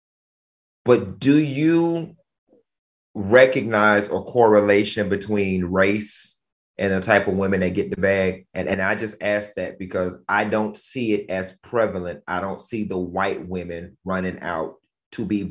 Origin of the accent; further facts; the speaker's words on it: Miami, Florida, United States; when I was growing up in Miami